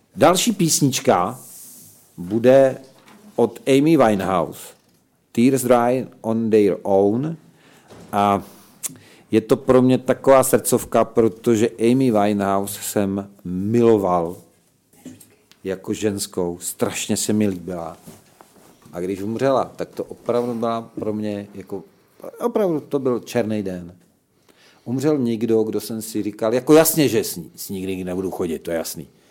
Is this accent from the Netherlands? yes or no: no; Slovakia; also born or lived in Olomouc, Czech Republic; now in Czech Republic; jako Slovák